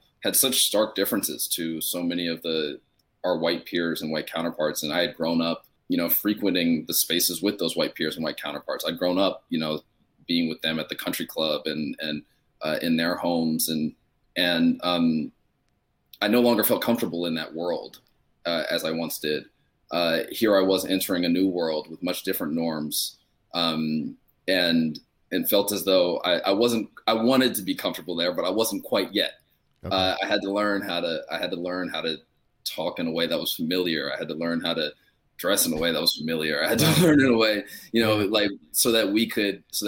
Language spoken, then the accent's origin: English; United States; also born or lived in Australia; now in New York, United States; as an American